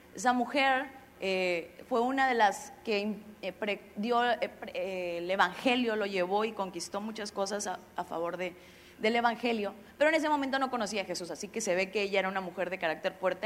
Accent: Xalapa, Veracruz, Mexico; moved away; Yo soy de Jalapa

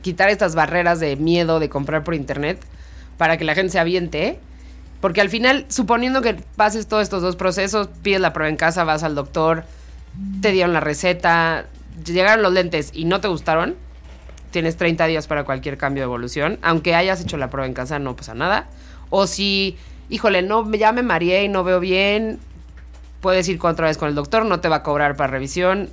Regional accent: Mexico; Entonces soy mexicano, tú eres mexicano, somos más o menos de la misma edad.

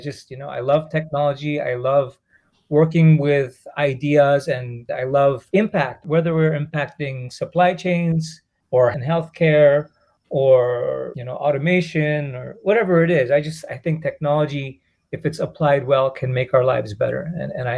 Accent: Japan; also born or lived in Singapore / India (heritage); I was born and raised in Japan. I'm of Indian heritage and origin. I currently live in Yokohama, Japan, as well as Singapore.

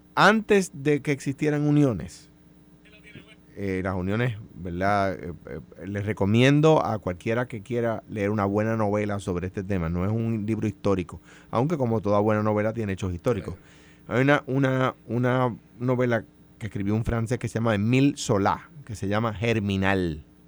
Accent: Coamo, Puerto Rico; el barrio más lejano de Cuamo, de donde soy yo

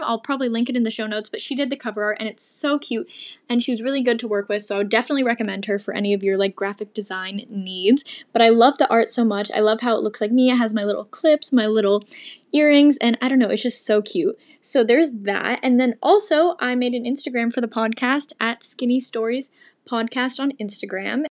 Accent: Portland, Oregon, United States; moved away; But I'm from Portland, and I've been to Seattle a lot because I live so close

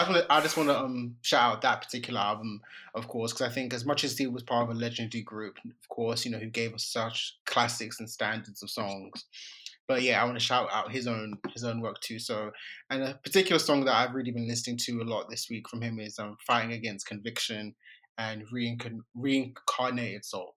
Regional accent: Nigeria; I'm a Nigerian

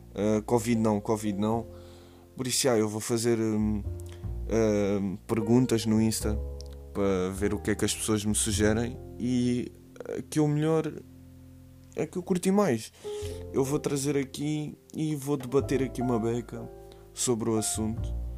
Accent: Caldas da Rainha, Centro, Portugal; sou das Caldas da Rainha

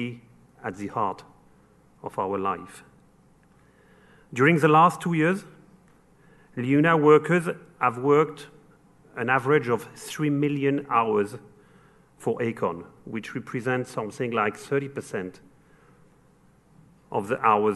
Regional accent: Paris, Île-de-France, France; accent: French; English is a second language; moved away; You've probably noticed from my accent that I'm French. I come from Paris

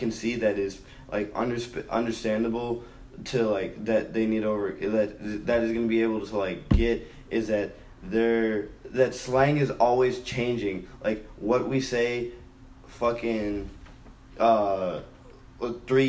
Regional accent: Minnesota, United States

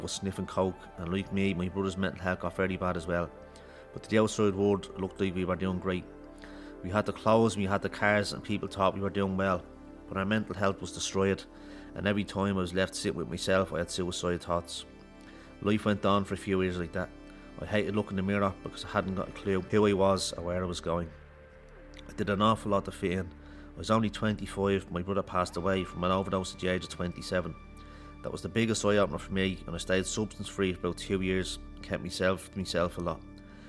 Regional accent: Ballymun, Leinster, Ireland; I grew up in Ballymun.

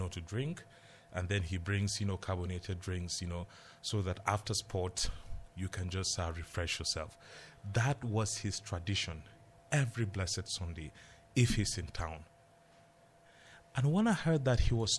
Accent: Jos, Plateau, Nigeria; I grew up in Jos.

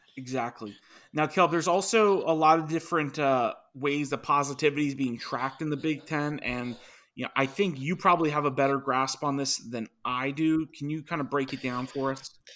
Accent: Virginia, United States; my home state right now, Virginia

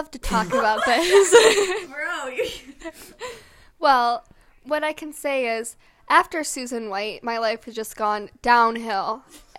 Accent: Romeoville, Illinois, United States; Originally from Romeoville, Illinois, but we're in Coloma, Michigan during this shoot.

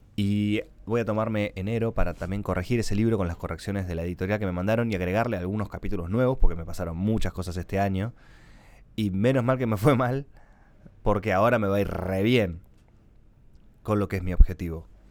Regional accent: Argentina; un blogger argentino de mucho reconocimiento

